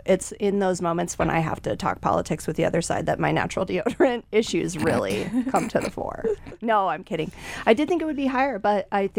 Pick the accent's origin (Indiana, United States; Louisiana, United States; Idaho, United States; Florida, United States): Idaho, United States; I grew up in Idaho